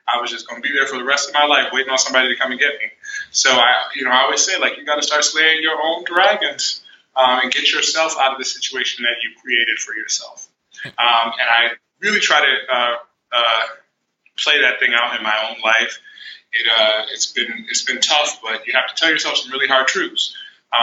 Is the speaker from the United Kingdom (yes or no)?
no; New York, United States; moved away as an adult; I was from New York